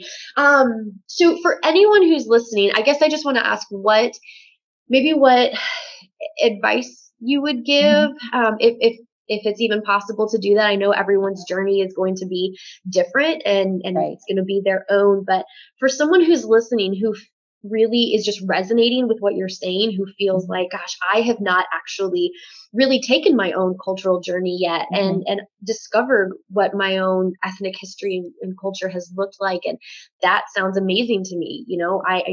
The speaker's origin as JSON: {"language": "English", "country": "United States", "said": "I'm just American"}